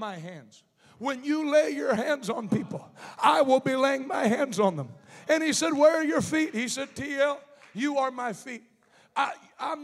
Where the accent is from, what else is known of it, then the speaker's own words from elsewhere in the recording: Pittsburgh, Pennsylvania, United States; I'm from Pittsburgh